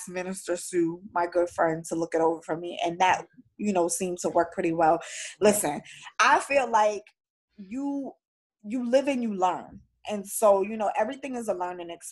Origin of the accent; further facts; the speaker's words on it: New York City, New York, United States; I'm a New Yorker